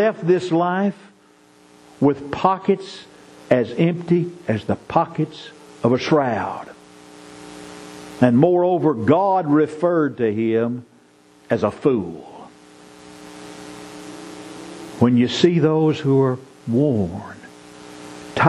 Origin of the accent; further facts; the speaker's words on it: Marshall, Texas, United States; growing up in Marshall, Texas